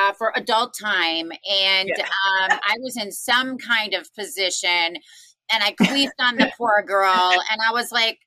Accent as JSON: {"language": "English", "region": "Wisconsin", "country": "United States", "tie": "born or raised there", "also_born_or_lived": "New York", "moved": "yes", "lives_now": "Las Vegas, United States", "said": "I'm from Wisconsin"}